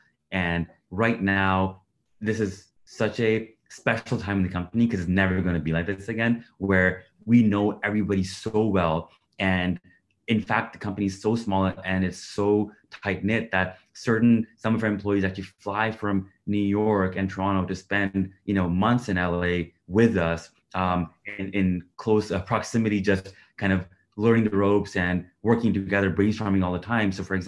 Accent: India; also born or lived in Middle East; now in Canada; So I like, for example, I grew up in the Middle East. I'm originally Indian. I live in Canada now.

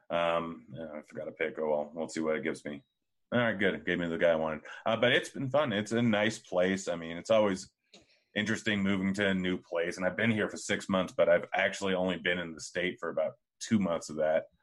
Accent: Bend, Oregon, United States; I used to, I grew up in Bend for a little bit, and I used to go up to Bachelor like every single week.

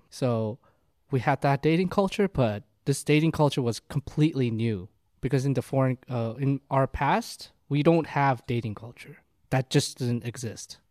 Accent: South Korea; moved away; I'm from Korea

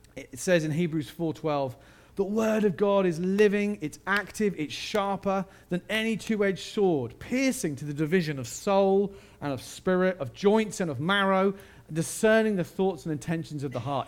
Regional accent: United Kingdom; I am British

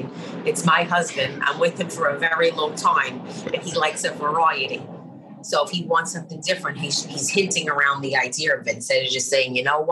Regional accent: New York City, New York, United States; moved away; I'm from Brooklyn

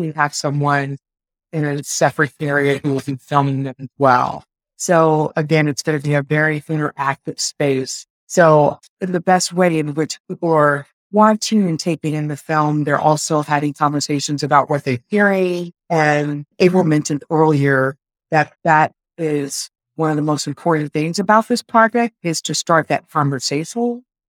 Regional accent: Richmond, Virginia, United States; I'm from Richmond, Virginia originally

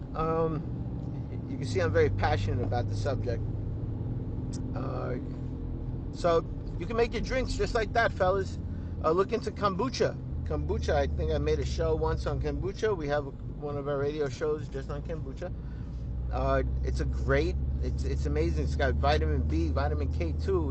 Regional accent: New York City, New York, United States; accent: Brooklyn; the Brooklyn, it comes out sometimes

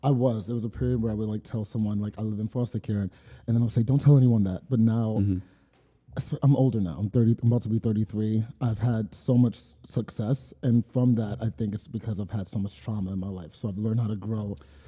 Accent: New York City, New York, United States; Born and raised in Crown Heights

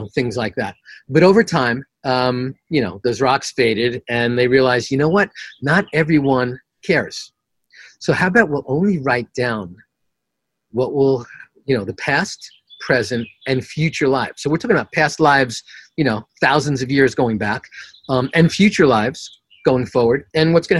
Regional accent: New York City, New York, United States; I'm from Queens, the extremist

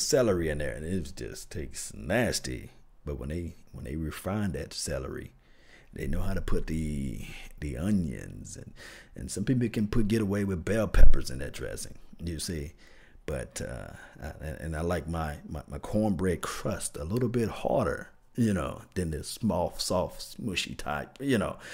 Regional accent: the South, United States; I'm from the South, so we say dressing

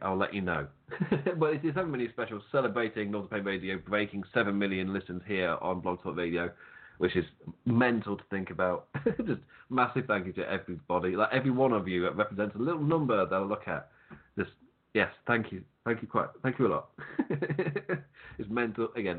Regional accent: England, United Kingdom; I'm English

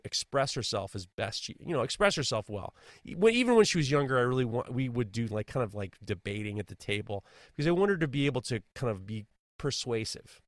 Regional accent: New York City, New York, United States; I grew up in New York City during the seventy, the eighties, seventies and eighties

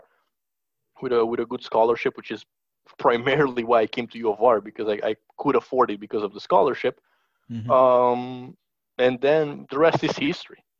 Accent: Bucharest, Romania; moved away as an adult; now in Austin, United States; born and raised in Bucharest, Romania, in Eastern Europe. Moved to the States, about like 4.5 years ago

